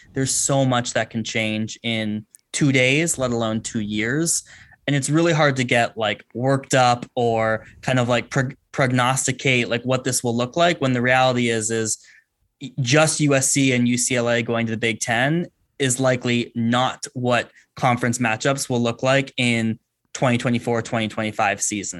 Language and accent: English; Bay Area, California, United States; I grew up in the Bay Area, grew up a Pac ten fan